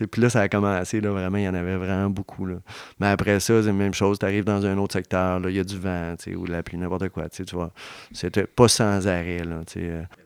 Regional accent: Charlevoix, Quebec, Canada; une entreprise de transport de chez nous, de Charlevoix

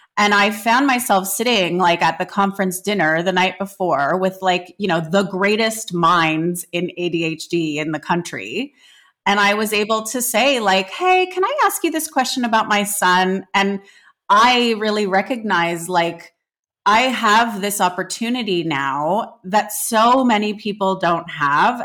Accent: Canada; I grew up in Canada

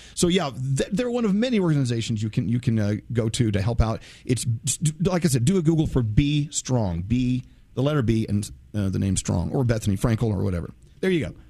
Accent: Texas, United States; moved away; I'm originally from Texas. Texas is my, my birth state, and my family's still there

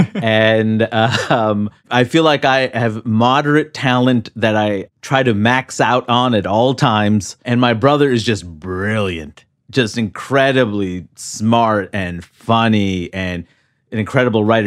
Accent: New York City, New York, United States; growing up in New York City in Queens

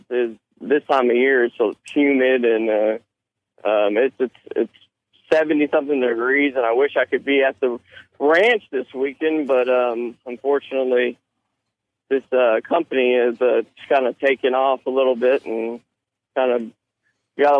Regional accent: Houston, Texas, United States; also born or lived in Austin, Texas; I was born here in Houston, Texas. Went to high school in Austin, here, Austin High School

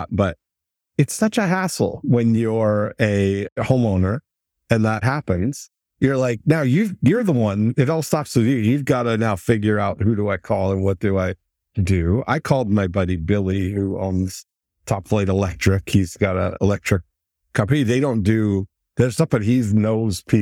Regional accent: Michigan, United States; I'm from Michigan.

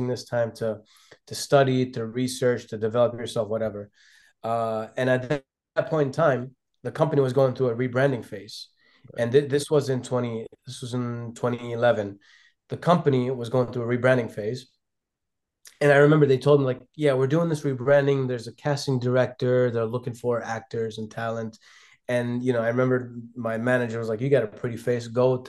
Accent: Lebanon; also born or lived in London, United Kingdom / Ghana; now in United States; if we go back to my roots, you know, I was born in London and I was raised between Lebanon and Ghana, West Africa. Yeah. So essentially, I came here as an international student. On a student visa to the University of Minnesota.

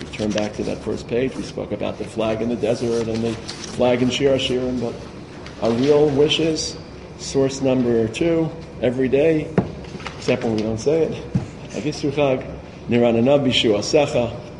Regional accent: Brooklyn, New York, United States; I grew up in Brooklyn in a very small place.

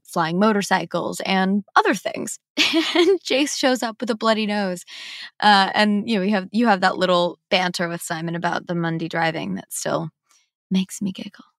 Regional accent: Midwest, United States; I'm from the Midwest

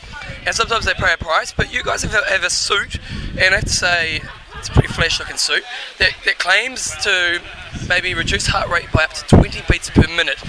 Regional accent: New Zealand; We're from New Zealand.

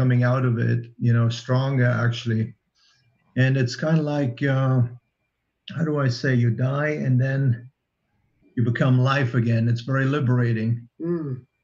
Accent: Germany; I grew up under communism in East Germany

